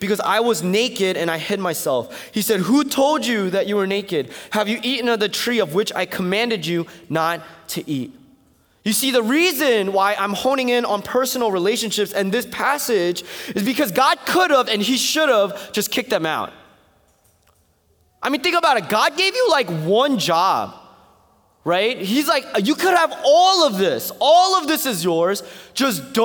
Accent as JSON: {"language": "English", "region": "East Coast", "country": "United States", "said": "I'm from the East Coast"}